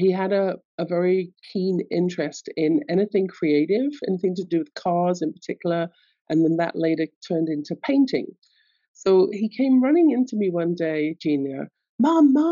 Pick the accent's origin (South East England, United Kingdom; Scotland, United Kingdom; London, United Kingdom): London, United Kingdom; I grew up in London, England, as you can tell from my accent.